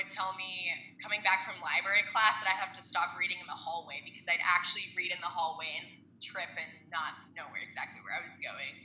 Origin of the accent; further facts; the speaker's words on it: Kansas, United States; I'm born and raised in Kansas